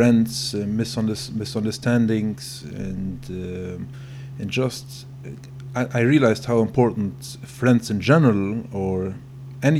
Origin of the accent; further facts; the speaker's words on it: Belgium; English is a second language; moved away; I'm sorry for my English. I grew up in Belgium.